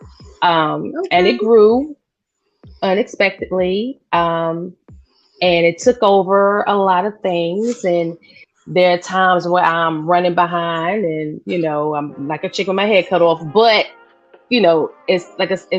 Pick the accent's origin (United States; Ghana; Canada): United States; New York City, New York; accent: New York; now in North Carolina, United States; I'm originally from Brooklyn, New York, born and raised. I'm a Brooklyn girl